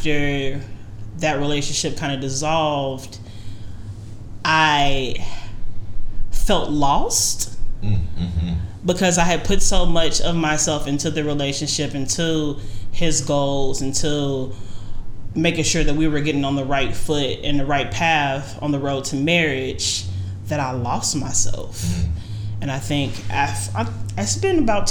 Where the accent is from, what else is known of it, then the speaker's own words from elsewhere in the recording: United States; first language English; I was born in America. My first language is English